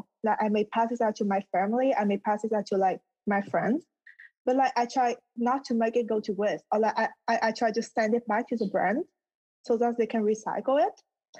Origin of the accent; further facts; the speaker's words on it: Vietnam; moved away; I grew up in Vietnam, and you know, like it was like a third world country